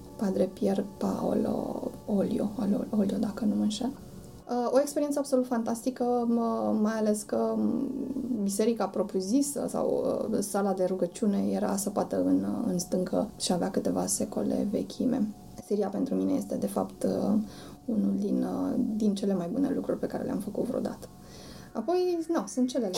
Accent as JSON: {"language": "Romanian", "country": "Romania", "said": "suntem din România"}